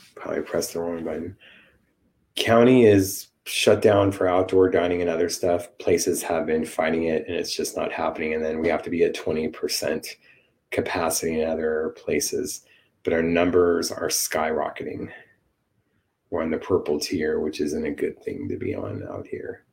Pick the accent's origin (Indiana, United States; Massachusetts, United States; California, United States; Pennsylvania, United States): California, United States; Los Angeles; my hometown